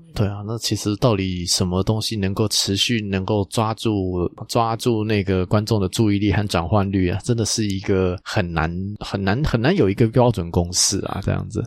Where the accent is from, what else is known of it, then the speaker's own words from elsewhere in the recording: Taiwan; 我们台湾这边